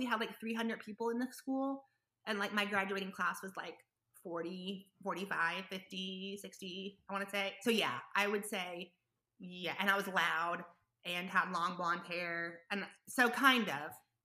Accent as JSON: {"language": "English", "region": "Oklahoma", "country": "United States", "tie": "born or raised there", "said": "my home state OU, Oklahoma University"}